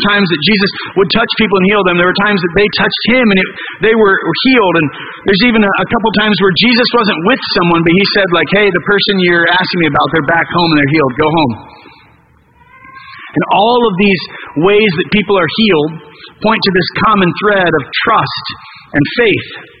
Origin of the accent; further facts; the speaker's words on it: United States; we're American